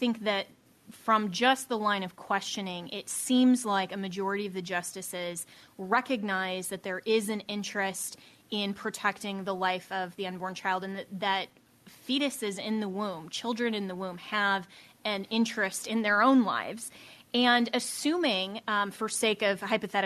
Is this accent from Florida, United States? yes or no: no; Colorado, United States; moved away; my home state of Colorado